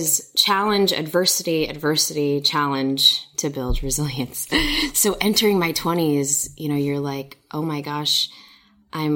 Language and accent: English; Chicago, Illinois, United States; So I was born and raised in Chicago.